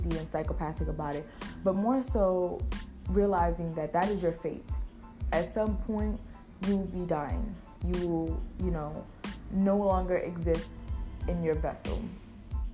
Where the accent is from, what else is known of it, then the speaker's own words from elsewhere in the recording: United States; I'm from America